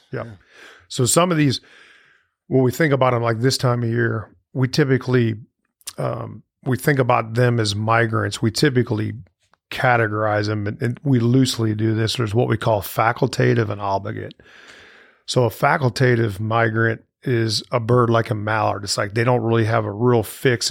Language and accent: English; St. Louis, Missouri, United States; moved away as an adult; now in Starkville, United States; I grew up in Saint Louis, Missouri